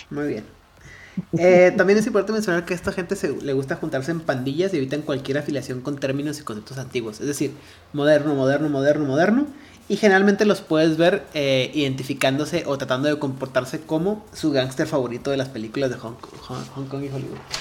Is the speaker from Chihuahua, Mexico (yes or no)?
yes; Ciudad Juárez, Chihuahua, Mexico; yo tampoco nací en Juárez, pero soy de Juárez